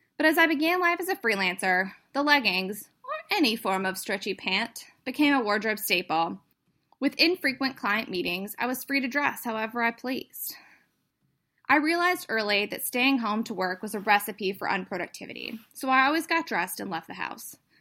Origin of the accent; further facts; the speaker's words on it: North Carolina, United States; moved away; I grew up in the South. Yes, North Carolina is still the South.